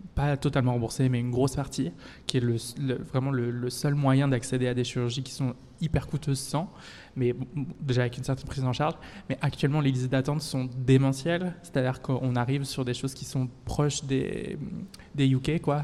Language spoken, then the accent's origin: French; France; now in Belgium; je suis française